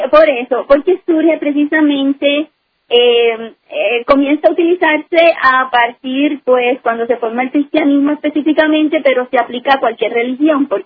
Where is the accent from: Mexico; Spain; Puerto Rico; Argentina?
Puerto Rico; now in New Jersey, United States; yo nací en Puerto Rico de ciudadanía en Puerto Rico, sí.